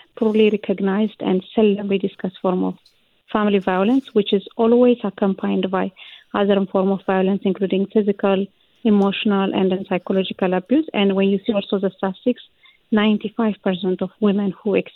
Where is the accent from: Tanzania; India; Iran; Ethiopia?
Ethiopia; now in Canada; I came from Ethiopia, the culture even personally I came from, men is the one who lead the household